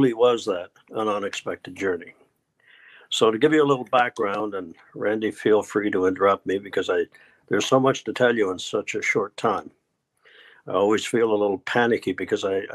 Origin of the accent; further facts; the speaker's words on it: Newfoundland and Labrador, Canada; I was born in Newfoundland, Canada, which is sort of in the north, northeast